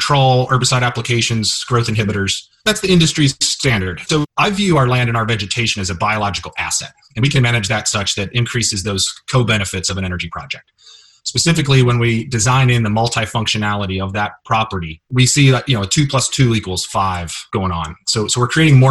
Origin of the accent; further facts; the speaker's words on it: Kenton County, Northern Kentucky, United States; also born or lived in Colorado; now in Nashville, United States; I was born and raised in Kentucky. I'm from Northern Kentucky in Kenton County.